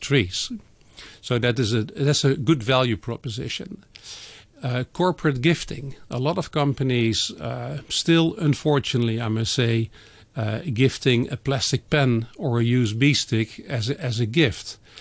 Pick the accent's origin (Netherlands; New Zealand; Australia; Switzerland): Netherlands; moved away; my home country, in the Netherlands